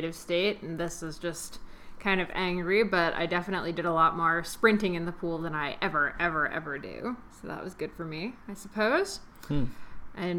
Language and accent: English; New Jersey, United States; my home state of New Jersey